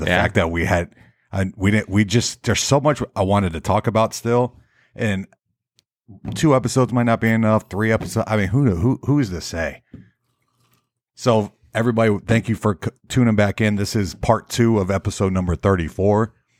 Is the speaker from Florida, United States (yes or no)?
yes; Florida, United States; Growing up in Florida, we have all these weird bugs, but I have two of them.